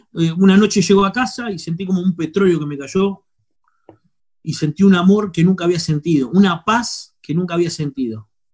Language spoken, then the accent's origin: Spanish; Quilmes, Buenos Aires Province, Argentina; moved away as an adult; now in Córdoba, Argentina; soy de Quilmes, Buenos Aires